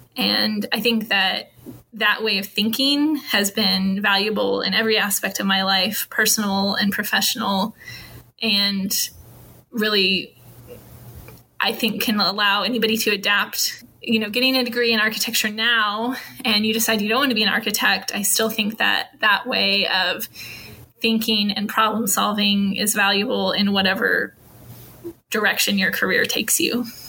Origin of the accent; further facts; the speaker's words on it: Norman, Oklahoma, United States; moved away as an adult; now in Houston, United States; where I grew up in Norman